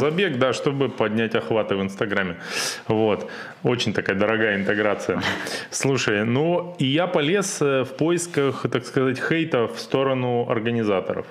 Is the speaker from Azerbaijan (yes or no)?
no; Siberia, Russia; Это мы, сибиряки, это чё, с улицы семьдесят восьмой Дубровольческой бригады